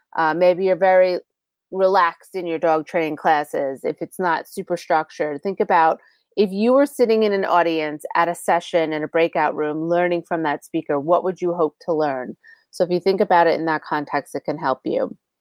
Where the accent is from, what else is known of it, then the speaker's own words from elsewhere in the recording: New York, United States; I'm from New York